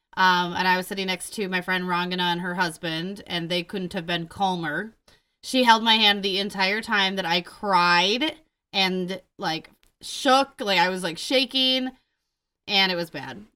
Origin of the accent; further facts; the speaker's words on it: Mount Horeb, Wisconsin, United States; I go, "Madison."